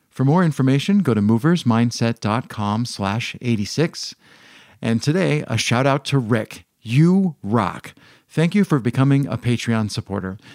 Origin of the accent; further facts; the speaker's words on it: United States; I'm I'm American.